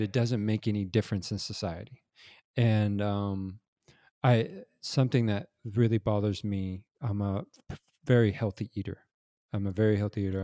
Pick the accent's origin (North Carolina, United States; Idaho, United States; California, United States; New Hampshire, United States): California, United States; Los Angeles; I grew up in Los Angeles